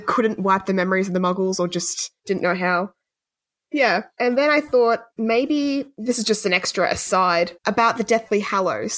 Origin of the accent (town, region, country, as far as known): Australia